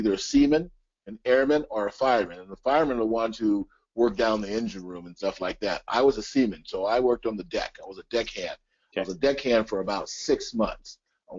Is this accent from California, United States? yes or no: yes; Los Angeles, California, United States; moved away as an adult; now in Tucson, United States; I grew up in the San Fernando Valley, California, outside of L.A. I lived in a place called Lakeview Terrace, which was out by Handsome Dam.